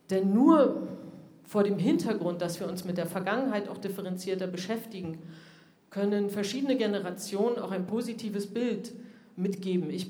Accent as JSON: {"language": "German", "country": "Germany", "tie": "born or raised there", "said": "habe auch ich in der DDR lesen und schreiben gelernt und bin auch ich gerne in die Ostsee gesprungen, wo ich groß geworden bin"}